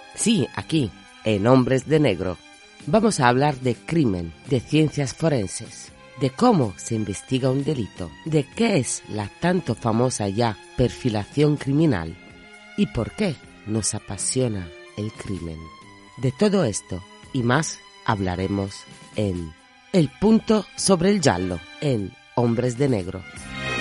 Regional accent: Italy; soy italiana

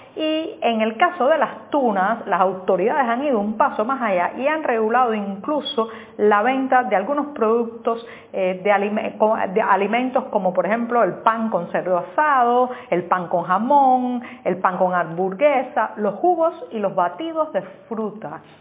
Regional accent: Cuba; en una sociedad como la cubana, donde estamos tan vigilados, tan observados

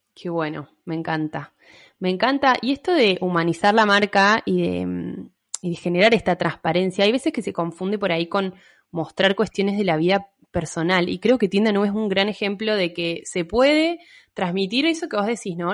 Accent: Mendoza, Argentina; now in Córdoba, Argentina; soy de Mendoza, pero vivo en Córdoba

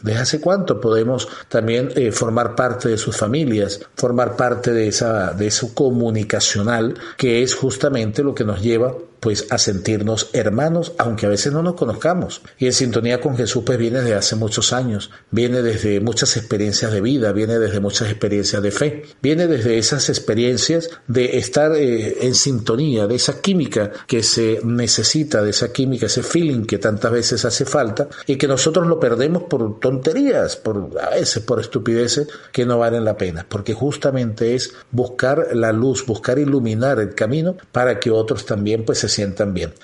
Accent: Venezuela; nuestra cultura, nuestra sociedad, nuestro gentilicio de Venezuela

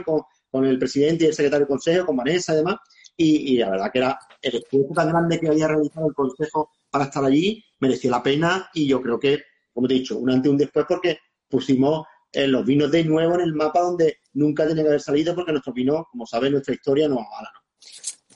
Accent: Málaga, Andalusia, Spain; yo sí sentí como malagueño

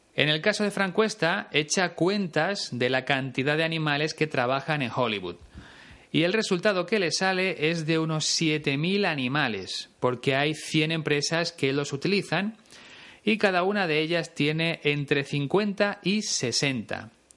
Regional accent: Spain; se usa bastante en mi país

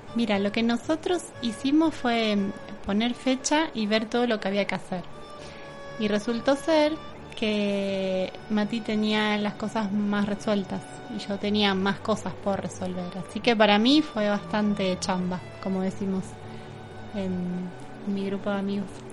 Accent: La Plata, Buenos Aires Province, Argentina; moved away as an adult; also born or lived in Saint-Martin-d'Hères, France; now in Capilla del Monte, Argentina; A mis cinco años y viví en La Plata hasta hace cuatro meses.

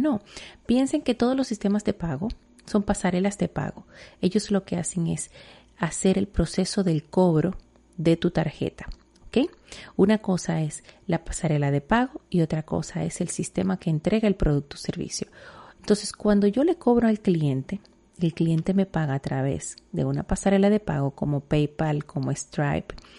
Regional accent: Dominican Republic; en mi país, en República Dominicana

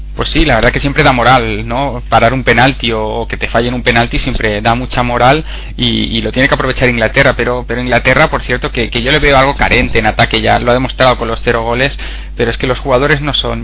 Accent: Spain

